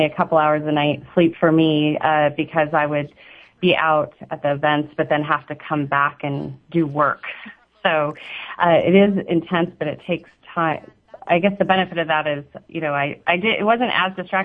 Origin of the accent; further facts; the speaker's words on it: Tucson, Arizona, United States; also born or lived in Hawaii / Scottsdale, Arizona; I was born in Hawaii and then was transplanted to Tucson, Arizona, and went to high school in part of junior high in Scottsdale, Arizona.